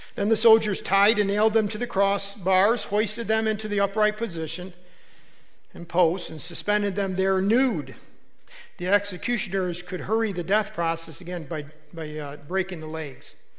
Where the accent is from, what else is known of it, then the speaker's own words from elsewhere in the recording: United States; as an American